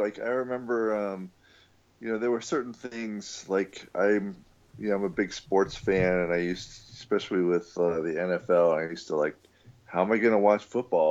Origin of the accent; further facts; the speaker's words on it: Virginia, United States; also born or lived in Washington, D.C. suburbs; But then once we were kind of settled in Virginia, we moved from the Virginia Beach area to the Washington, D.C. suburbs.